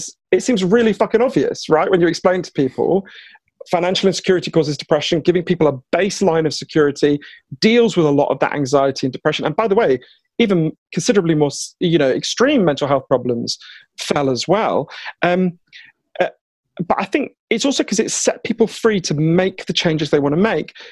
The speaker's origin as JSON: {"language": "English", "country": "United Kingdom", "accent": "Downton Abbey", "said": "my weird Downton Abbey accent, I am British"}